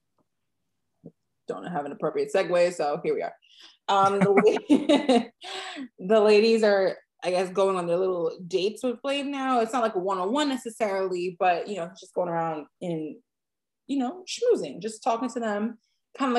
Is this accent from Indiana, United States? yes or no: no; New York City, New York, United States; I'm from the Bronx.